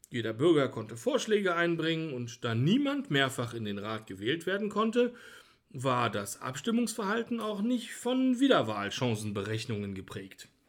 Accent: Bavaria, Germany; Ich bin Franke.

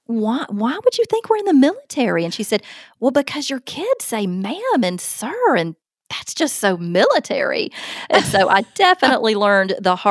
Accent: Alabama, United States; accent: Southern; I'm from the South, and in the South, a big majority of kids are taught to say ma'am and sir

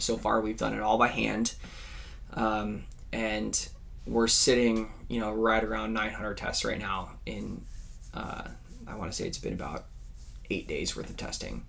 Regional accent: California, United States; growing up in California.

